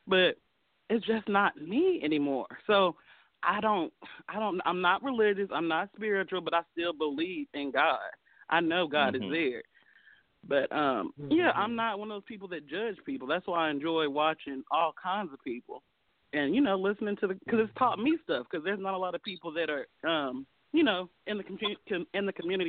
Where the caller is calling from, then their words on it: Nashville, Tennessee, United States; I'm calling from Nashville.